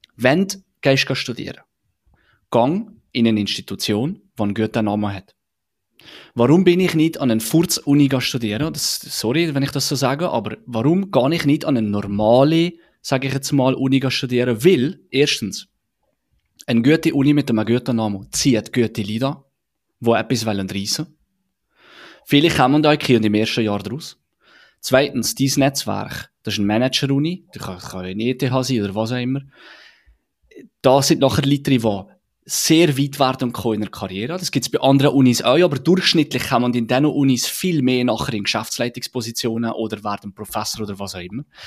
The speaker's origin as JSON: {"language": "German", "country": "Switzerland"}